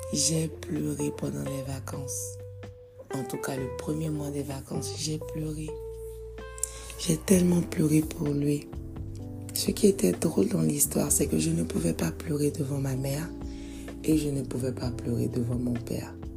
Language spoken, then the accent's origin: French; Côte d’Ivoire; je suis née en Côte d'Ivoire